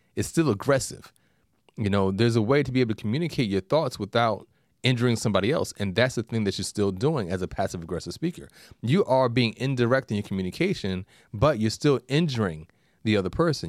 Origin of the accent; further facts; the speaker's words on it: New York, United States; being a New Yorker